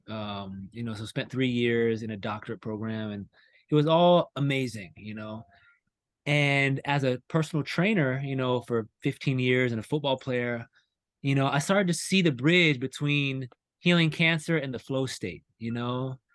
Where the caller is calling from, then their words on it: North Carolina, United States; i'm from north carolina right now